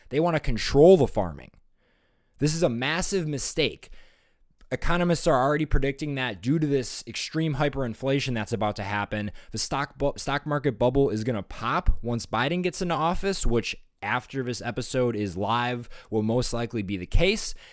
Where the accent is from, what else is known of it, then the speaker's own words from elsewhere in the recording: Wisconsin, United States; my home state of Wisconsin